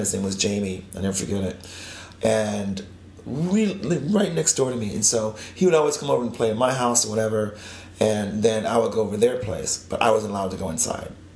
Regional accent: Spartanburg, South Carolina, United States; moved away; I grew up in South Carolina

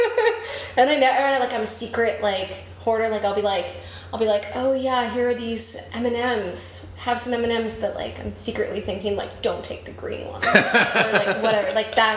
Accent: Arlington, Texas, United States; moved away; I grew up in Arlington, Texas, which is right in between Dallas and Fort Worth

